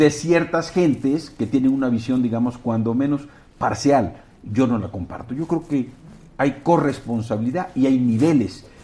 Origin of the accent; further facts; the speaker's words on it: Acapulco, Guerrero, Mexico; juego fútbol cuando voy a mi tierra, Acapulco, cascareo con mis cuates